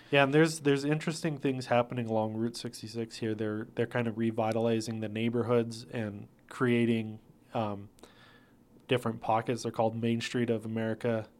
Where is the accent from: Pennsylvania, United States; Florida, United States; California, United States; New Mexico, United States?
New Mexico, United States; Placitas; also born or lived in Albuquerque, New Mexico / northern Minnesota; I grew up in Placitas, New Mexico